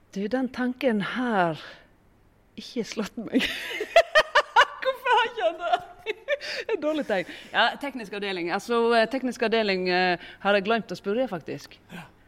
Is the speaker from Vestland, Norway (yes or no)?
yes; Voss, Vestland, Norway; det er bare er en sånn fire kilometer fra der jeg kommer fra, at eh, Granvin begynner. Så eh, har jo jeg òg en veldig sånn klar Vossa-identitet